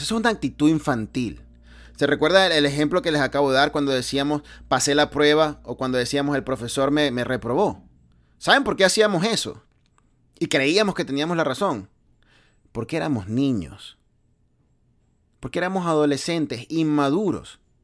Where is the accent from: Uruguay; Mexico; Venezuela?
Venezuela; moved away; yo vengo de Venezuela